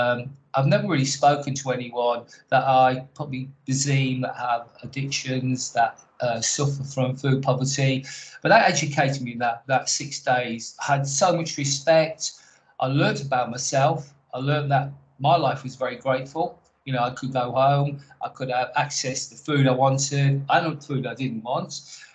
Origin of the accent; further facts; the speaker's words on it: Canada; also born or lived in United States / Jersey / Doncaster; now in Copford, United Kingdom; I'm actually Canadian, born in Canada, moved from Canada to America, moved from America to Jersey, moved from Jersey to Doncaster, where my parents were born. I'm now in Essex, Copford